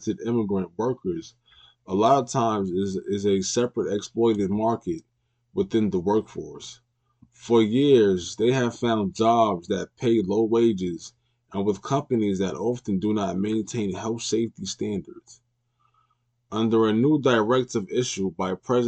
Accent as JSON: {"language": "English", "country": "United States", "said": "we as American citizens"}